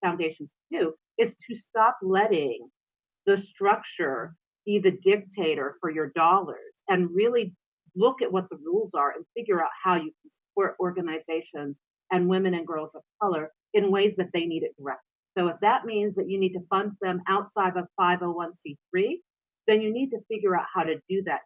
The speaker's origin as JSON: {"language": "English", "region": "North Dakota", "country": "United States", "tie": "born or raised there", "said": "I was raised in North Dakota"}